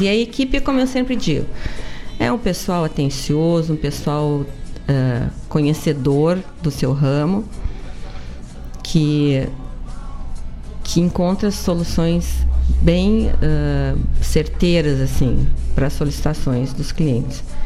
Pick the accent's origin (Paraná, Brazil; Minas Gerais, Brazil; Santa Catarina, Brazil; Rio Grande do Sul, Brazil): Rio Grande do Sul, Brazil; the South; Somos do Sul